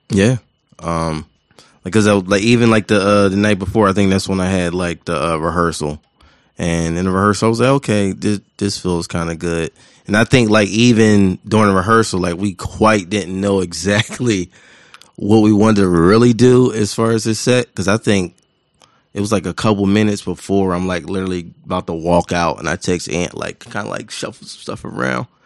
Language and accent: English; Philadelphia, Pennsylvania, United States; I'm from West Philadelphia